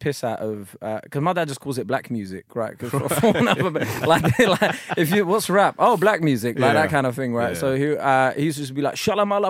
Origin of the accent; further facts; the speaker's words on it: London, United Kingdom; Well, I'm from South London